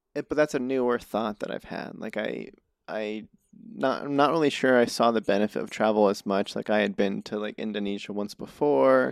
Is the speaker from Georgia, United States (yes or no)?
no; New Mexico, United States; moved away; I grew up in New Mexico